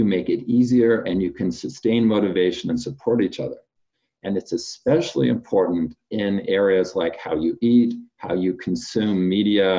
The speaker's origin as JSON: {"language": "English", "town": "Fresno", "region": "California", "country": "United States", "tie": "born or raised there", "said": "I'm from Fresno, California. I grew up there"}